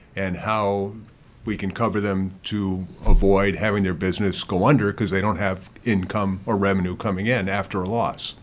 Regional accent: Connecticut, United States; I grew up in Connecticut

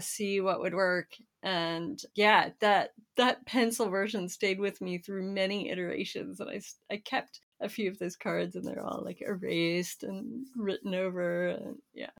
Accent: Florida, United States; I grew up in Florida

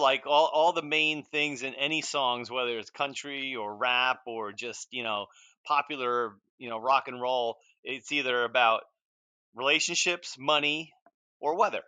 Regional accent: Edison, New Jersey, United States; I grew up in Edison

